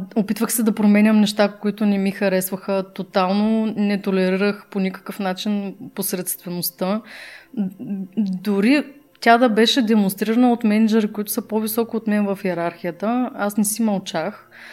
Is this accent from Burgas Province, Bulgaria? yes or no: yes; Burgas, Burgas Province, Bulgaria; Аз съм от Бургас, нали? Там на емблематичния часовник се срещахме